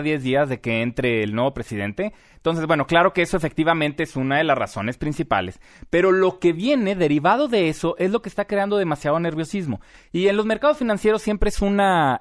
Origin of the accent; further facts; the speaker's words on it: Mexico; nosotros como mexicanos